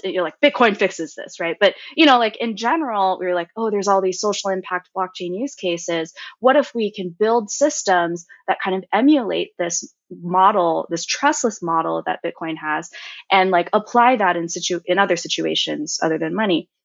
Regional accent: Cupertino, California, United States; also born or lived in Mountain View, California / Berkeley, California; I was born and raised in Cupertino, which is where Apple is.

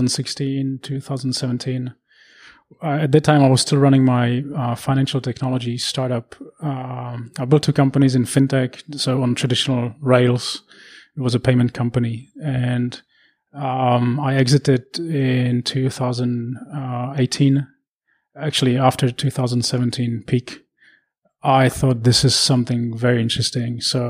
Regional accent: Prague, Czechia; We're from Prague, yes.

